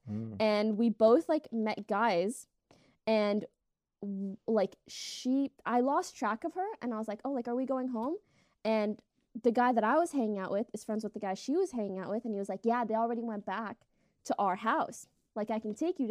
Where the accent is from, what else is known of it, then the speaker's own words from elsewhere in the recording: Canada; I'm Canadian, eh?